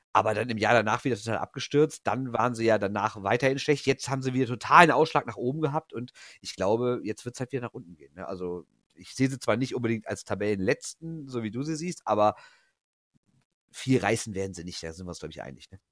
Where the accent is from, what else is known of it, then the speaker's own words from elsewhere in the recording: Rhineland, Germany; Wir sind ja Rheinländer